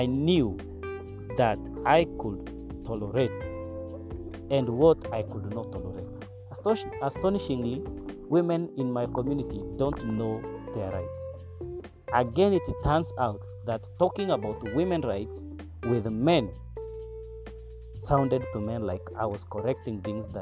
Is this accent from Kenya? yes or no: yes; Turkana County, Kenya; Growing without a father in a pastoralist community, in Turkana specifically